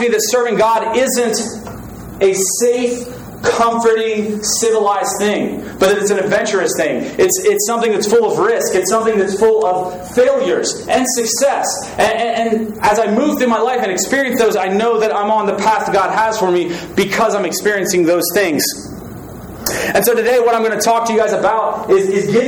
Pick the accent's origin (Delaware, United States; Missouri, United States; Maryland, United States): Delaware, United States; Newark; also born or lived in Texas; I'm from Newark, Delaware.